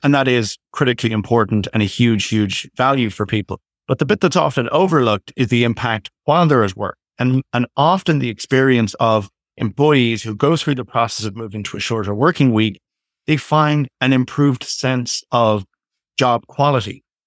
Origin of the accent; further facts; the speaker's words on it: Ireland; now in Toronto, Canada; I'm originally from Ireland, but currently based in Canada, in Toronto